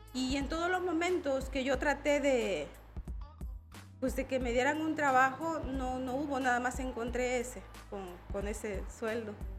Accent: La Libertad, El Salvador; moved away as an adult; now in Tuxtla Gutiérrez, Mexico; Yo soy una mujer migrante, soy salvadoreña, soy del Departamento de la Libertad del Salvador.

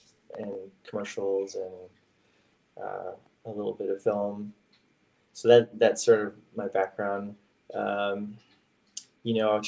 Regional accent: Toronto, Ontario, Canada; I'm from Toronto.

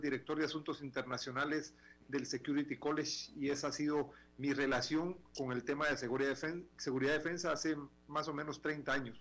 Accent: Guatemala; moved away; en Guatemala, que era mi país de origen

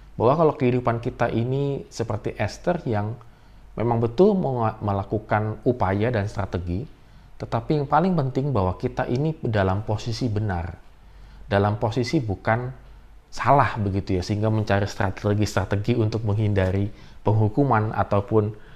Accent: Indonesia; kita orang-orang Indonesia

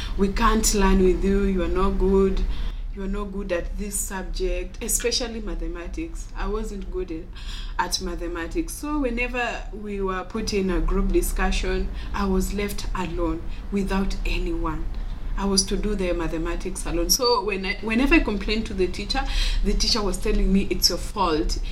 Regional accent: Homa Bay County, Kenya; I'm 21 years old and I'm from Homa Bay County.

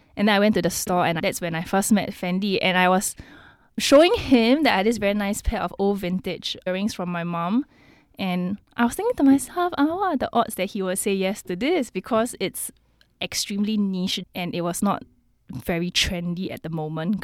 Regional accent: Singapore; being a Singaporean

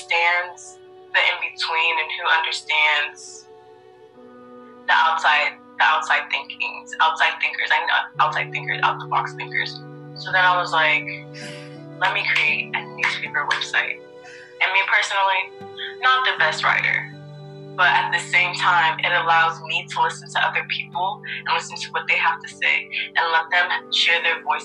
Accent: United States; we're from America. We have the American perspective.

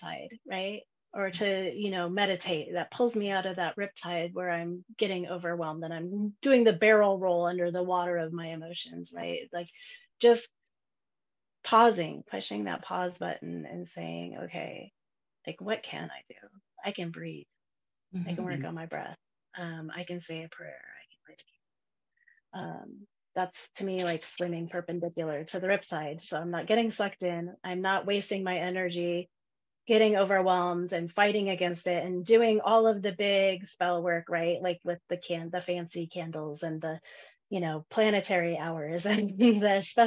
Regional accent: Oregon, United States; I'm from Oregon

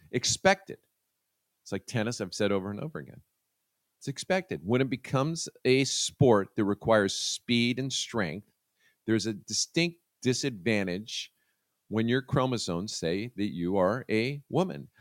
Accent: United States; As an American

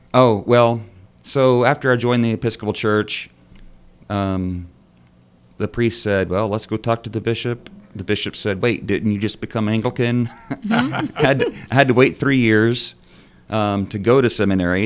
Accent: North Texas, United States; I'm from Texas

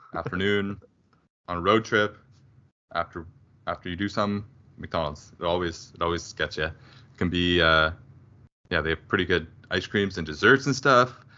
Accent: Canada; close to home as a Canadian

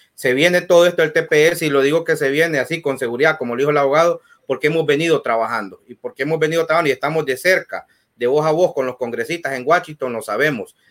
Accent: Honduras; now in United States; los hondureños

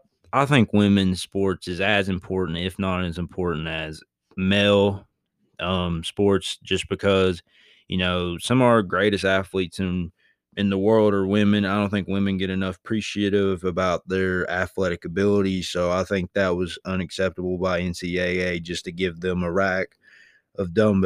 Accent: Corbin, Kentucky, United States; I'm from Corbin.

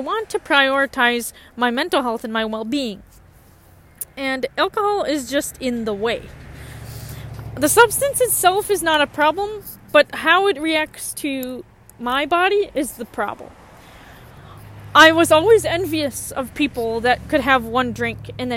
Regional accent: Columbia Heights, Minnesota, United States; moved away as an adult; now in Bemidji, United States; I grew up in a suburb around Minneapolis. I grew up in Columbia Heights

